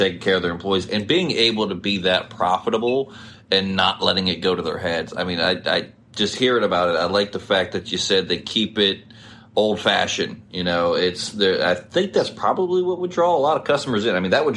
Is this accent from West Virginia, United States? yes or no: yes; West Virginia, United States; now in Ohio, United States; I grew up in West Virginia